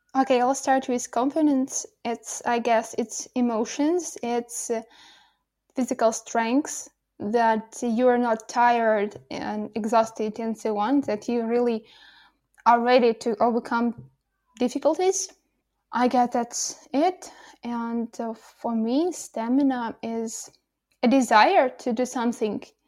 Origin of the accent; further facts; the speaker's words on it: Kolomyia, Ivano-Frankivsk Oblast, Ukraine; English is a second language; moved away as an adult; now in Kyiv, Ukraine; I'm at my hometown. It's Kolomoye, Ivano Frankisk, uh, region